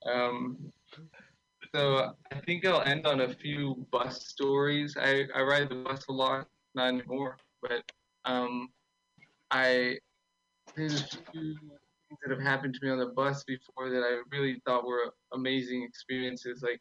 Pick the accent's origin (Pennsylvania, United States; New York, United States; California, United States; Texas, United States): Texas, United States; Austin; I'm from Austin.